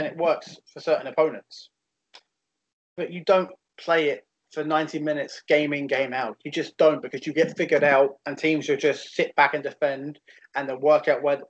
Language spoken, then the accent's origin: English; England, United Kingdom; I'm English